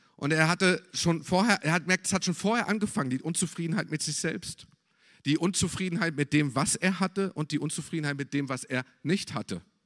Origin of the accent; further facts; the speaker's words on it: Germany; als Deutscher